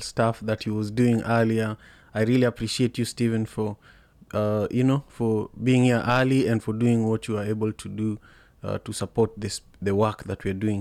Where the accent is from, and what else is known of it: Kenya; born or raised there; moved away